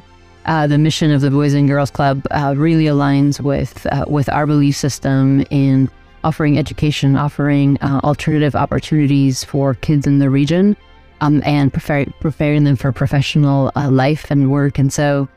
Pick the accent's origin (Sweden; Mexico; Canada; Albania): Albania; also born or lived in New York, United States; now in El Paso, United States; I'm originally from Albania. I'm an immigrant